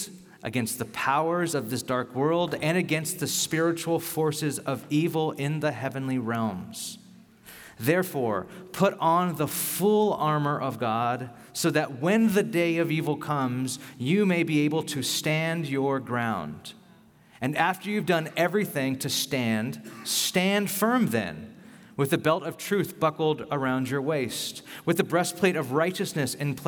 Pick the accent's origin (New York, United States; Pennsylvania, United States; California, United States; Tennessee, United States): California, United States; Bakersfield; now in San Francisco, United States; I grew up in Bakersfield